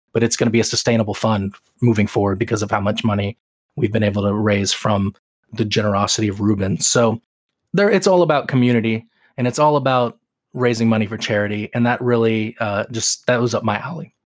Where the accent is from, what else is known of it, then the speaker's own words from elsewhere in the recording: Seattle, Washington, United States; I grew up in Seattle as a Tacoma Stars fan